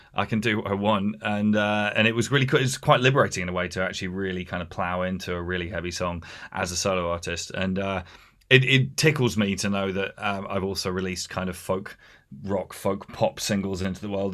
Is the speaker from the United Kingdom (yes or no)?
yes; Hampshire, South East England, United Kingdom; moved away as an adult; also born or lived in London; now in Essex, United Kingdom; I was raised in Hampshire